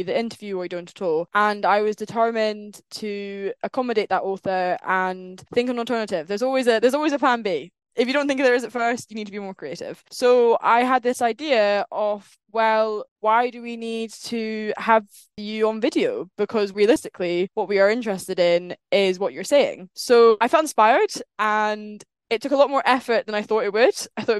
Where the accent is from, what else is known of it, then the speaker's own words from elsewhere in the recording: Scotland, United Kingdom; now in London, United Kingdom; Today I am recording from London, so that's where I'm now based, which is quite exciting. Sort of the big move down out of Scotland, miss it dearly. Glasgow pubs are a very different scene to the sophisticated London ones.